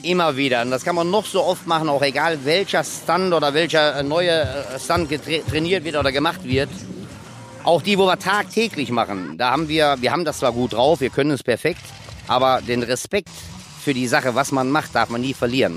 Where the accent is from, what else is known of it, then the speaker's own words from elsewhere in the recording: Christianskoog, Schleswig-Holstein, Germany; Ich komme aus Christianskog